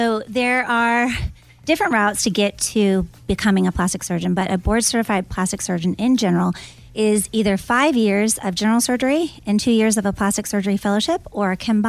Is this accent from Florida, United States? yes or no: yes; Florida, United States; I grew up in Florida.